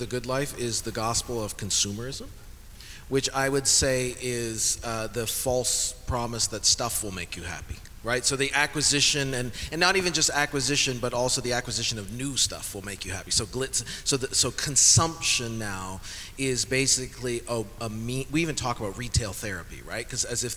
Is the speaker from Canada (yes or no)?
yes; Canada; now in United States; I'm Canadian, if that helps. However, my citizenship application is in process